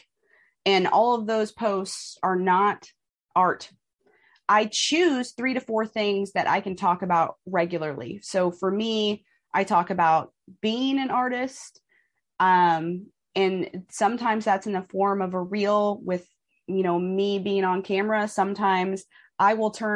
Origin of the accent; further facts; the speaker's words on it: Kansas City, United States; I'm from Kansas City.